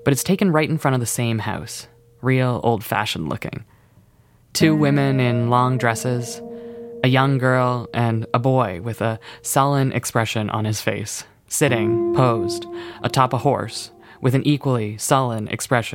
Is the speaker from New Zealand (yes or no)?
no; Canada; we're from Canada